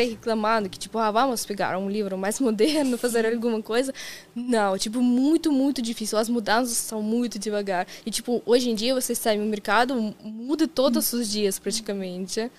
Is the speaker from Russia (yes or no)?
yes; Kazan, Tatarstan, Russia; Portuguese is a second language; moved away as an adult; now in Brazil; eu sou de Kazan, de cidade grande e tudo mais